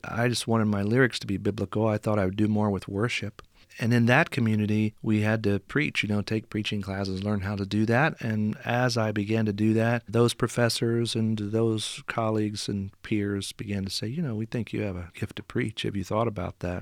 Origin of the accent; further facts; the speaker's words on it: Henryville, Indiana, United States; moved away as an adult; also born or lived in Saint Louis, Missouri; I grew up in, uh, Henryville, Indiana. That's in southern Indiana